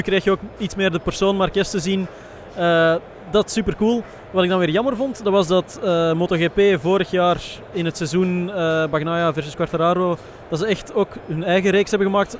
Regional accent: Belgium; wij als Belgen

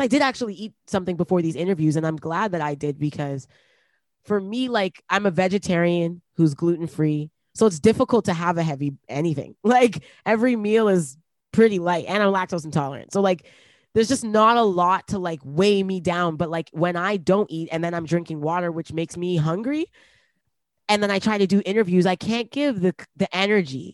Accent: Toronto, Ontario, Canada; also born or lived in Brampton; we moved from Toronto to Brampton

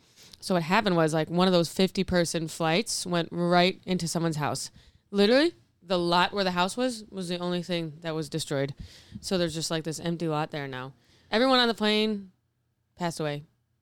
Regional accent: Clarence, New York, United States; moved away as an adult; also born or lived in Buffalo; now in New York City, United States; My hometown, Clarence, New York.

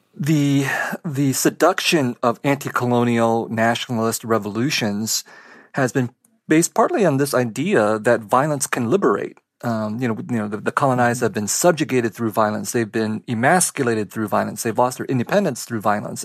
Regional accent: Vietnam; moved away; I was born in Vietnam

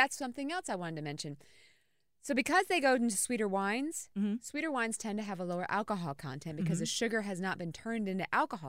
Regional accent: United States; I about said fixing to have. Because I'm from Carolina Beach.

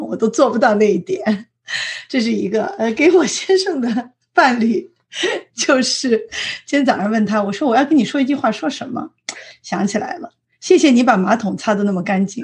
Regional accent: Shanghai, China; moved away as an adult; now in San Francisco Bay Area, United States; 因为我是在上海长大的，那么我，我父母的户口在北京，所以我也经历了一段所谓的这个不是在上海的户口，在上海上学

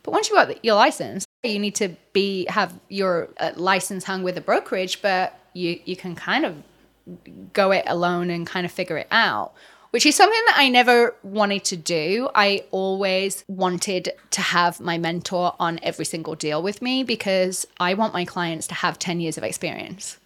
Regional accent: England, United Kingdom; moved away as an adult; also born or lived in Los Angeles, United States; now in Orange County, United States; Obviously, I'm not American. Uh, I'm English. I came over to L A twelve years ago.

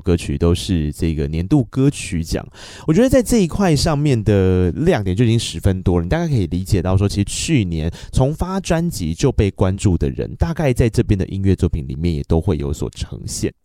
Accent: Tainan, Taiwan; 他是我们台南人啊

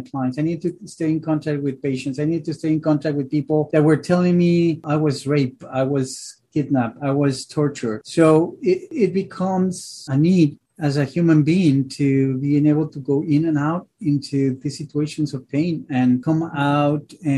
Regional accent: Mexico City, Mexico; moved away as an adult; now in Philadelphia, United States; born and raised in Mexico City, and then coming to Philly

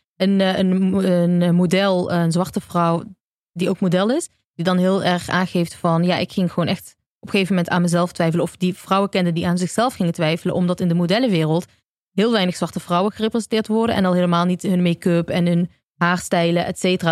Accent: Eindhoven, North Brabant, Netherlands; moved away; also born or lived in Amsterdam; in Eindhoven, waar ik vandaan kom

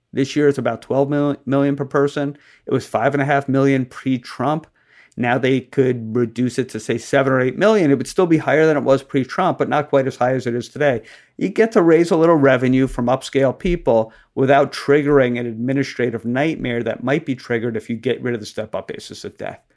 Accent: New Jersey, United States; now in Virginia, United States; my home state of Virginia and the state where I was born and raised, New Jersey

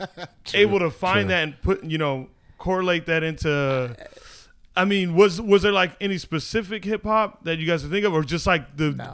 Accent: the West, United States; I grew up out here on the West.

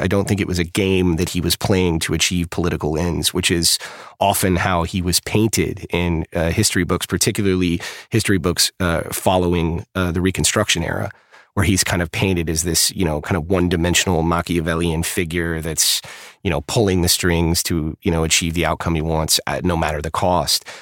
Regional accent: Texas, United States; I grew up in the South. I grew up in Texas

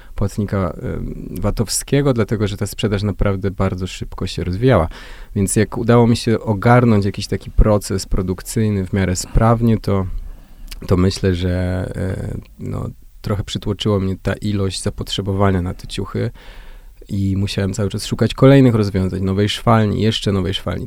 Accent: Jarosław, Subcarpathian Voivodeship, Poland; Jestem z małego miasta, z Jarosławia

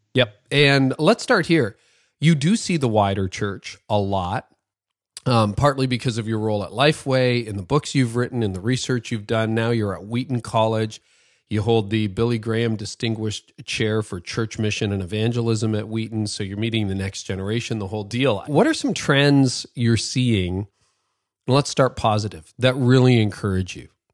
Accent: Canada; as a Canadian

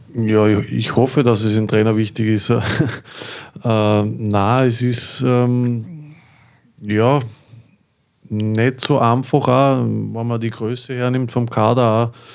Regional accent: Linz, Upper Austria, Austria; für mich als, als gebürtigen Linzer

